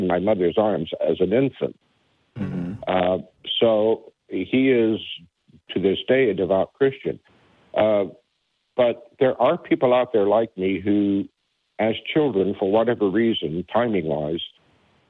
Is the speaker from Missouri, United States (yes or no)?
yes; Independence, Missouri, United States; now in Florida, United States; I was born and raised in Independence, Missouri